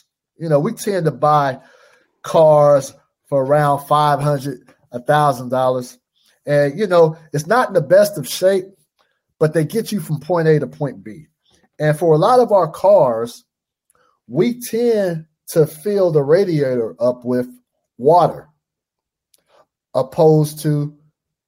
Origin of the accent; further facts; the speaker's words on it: Fresno, California, United States; moved away as an adult; also born or lived in Portland, Oregon / Cleveland, Ohio; I'm from California, born and raised Fresno, California.